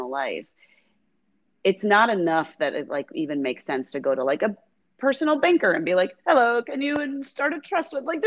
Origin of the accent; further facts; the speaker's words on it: United States; I'm an American and I'm in my 20s